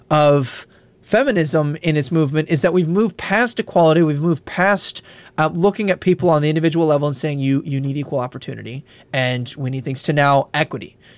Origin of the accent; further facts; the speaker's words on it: Eau Claire, Wisconsin, United States; born there; also born or lived in Illinois / Tennessee / Kentucky / North Dakota; in uh, Eau Claire, Wisconsin. Then I moved to Illinois. Then I was in the South. I was in Tennessee. I did my master's in Kentucky. I did my PhD in North Dakota.